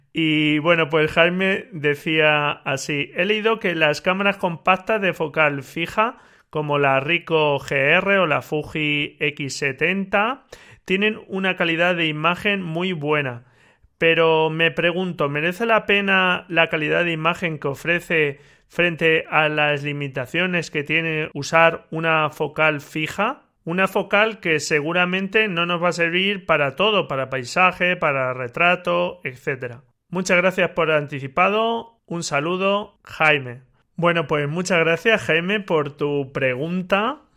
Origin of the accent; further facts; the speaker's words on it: Albacete, Castilla-La Mancha, Spain; de Albacete, de mi tierra